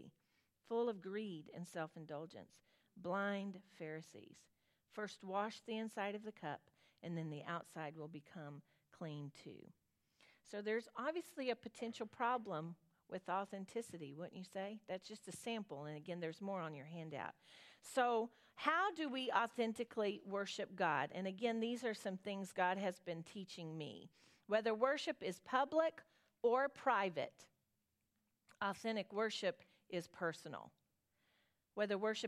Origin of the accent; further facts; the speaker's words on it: Southern, United States; accent: Southern; My Southern accent